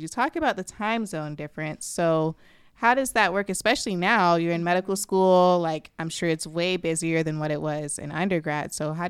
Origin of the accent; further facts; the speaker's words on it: Florida, United States; I am born and raised in Florida, and I don't know how to pronounce half of the words that we use here.